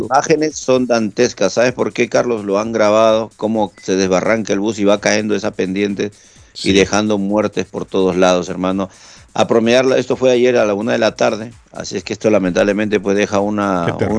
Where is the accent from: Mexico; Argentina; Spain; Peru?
Peru; now in Boston, United States; en mi país